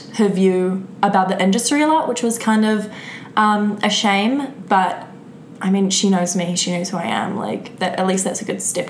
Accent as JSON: {"language": "English", "country": "New Zealand", "moved": "yes", "said": "New Zealand. And I only started dancing once I left New Zealand."}